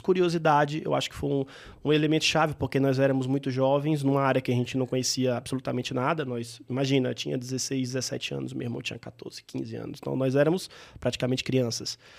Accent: interior of Bahia, Brazil; also born or lived in Salvador; eu sou um baiano, de, do, nasci em Salvador, mas cresci no interior da Bahia

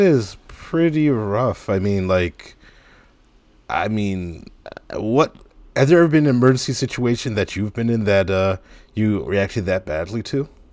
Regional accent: Piscataway, New Jersey, United States; when I was growing up in Piscataway

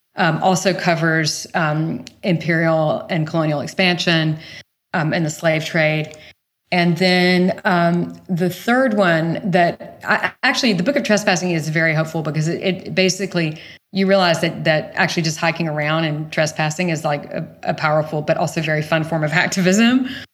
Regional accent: small town outside of Savannah, Georgia, United States; moved away; I grew up in the rural south

